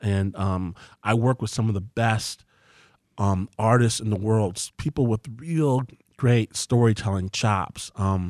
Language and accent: English; Detroit, Michigan, United States; I'm from here. {S1} Right. {S2} I was born in Detroit.